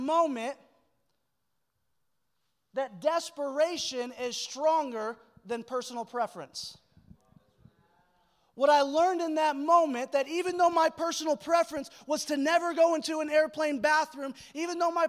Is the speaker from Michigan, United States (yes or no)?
yes; Michigan, United States; moved away as an adult; also born or lived in Sacramento; now in Springfield, Missouri, United States; I'm flying home from Sacramento to Michigan, where I grew up